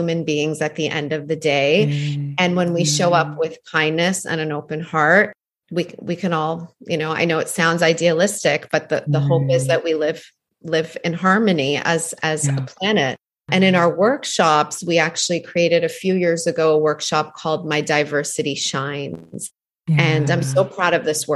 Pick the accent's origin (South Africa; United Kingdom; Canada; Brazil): Canada; also born or lived in Iran; now in New York, United States; I was born in Iran and left there when I was 3 to move to Canada, where I was raised.